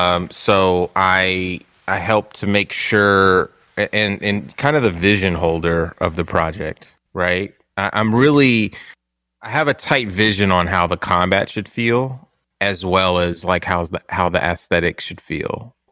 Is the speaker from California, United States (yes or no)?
yes; San Diego, California, United States; I came from San Diego, moved to the Bay Area for this IGN, this whole IGN experience.